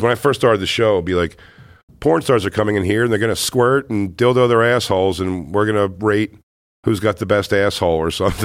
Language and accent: English; Philadelphia, Pennsylvania, United States; I'm from Philly